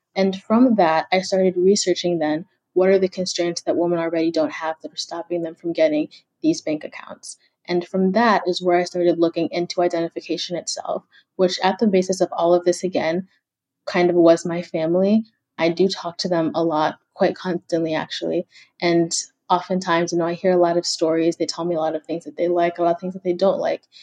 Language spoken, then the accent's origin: English; Kenya; moved away